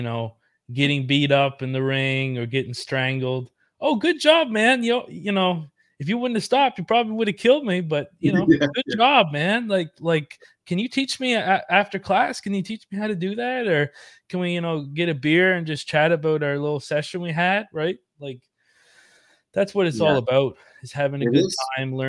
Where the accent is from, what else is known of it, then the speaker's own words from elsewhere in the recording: Yarmouth, Nova Scotia, Canada; I'm from Yarmouth Town